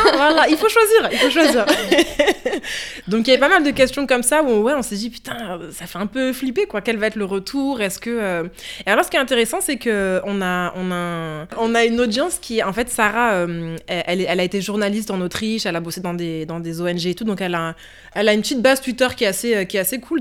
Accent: France; en tant que petite fille noire qui grandit en France

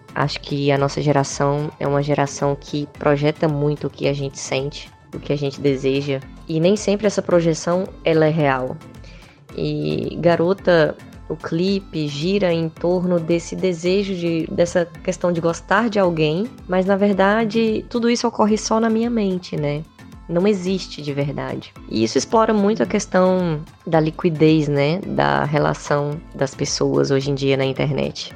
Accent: Espírito Santo, Brazil; also born or lived in Imperatriz, Maranhão; eu nasci em Imperatriz, no Maranhão, mas eu sempre morei aqui no Espírito Santo

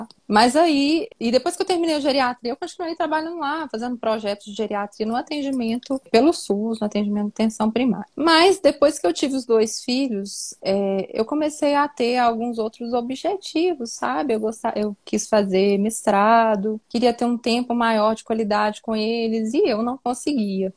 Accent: Minas Gerais, Brazil; Eu sou mineira.

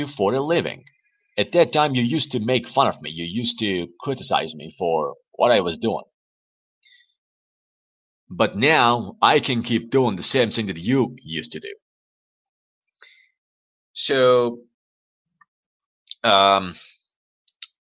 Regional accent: Iran; English is a second language; my country, Iran

